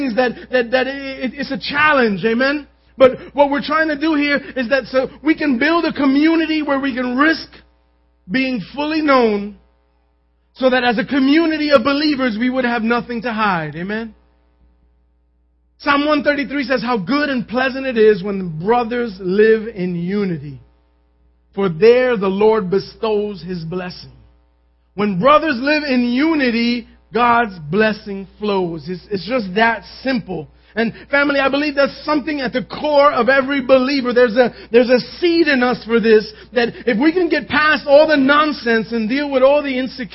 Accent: New York City, New York, United States; I grew up in Manhattan

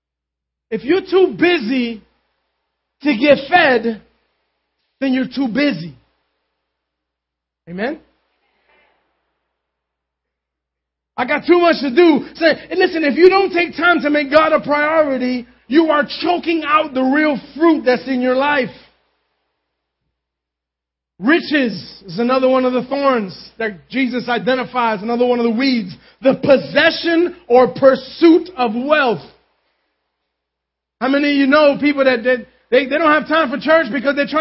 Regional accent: New York City, New York, United States; I grew up in Concrete City in Manhattan.

